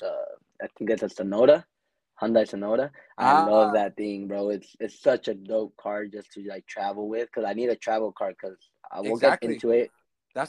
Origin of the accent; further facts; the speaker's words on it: Lamont, California, United States; also born or lived in Bakersfield, California; I used to live in Lamont, where my little town. I'm still a part of Lamont. So deep down, I'll never like say I'm from Bakersfield, but yeah, I am from Bakersfield, California